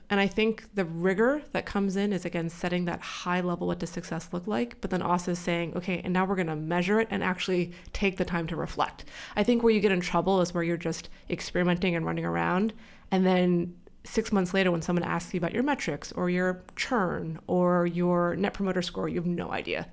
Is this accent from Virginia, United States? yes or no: no; California, United States; moved away as an adult; now in New York, United States; I still say that I'm from California, but I've been here for twelve years, so I think I unfortunately have to say that I'm a New Yorker at this point